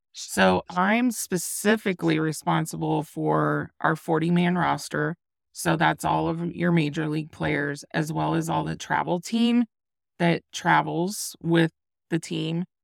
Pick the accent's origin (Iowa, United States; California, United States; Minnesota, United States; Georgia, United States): Iowa, United States; moved away; my home state of Iowa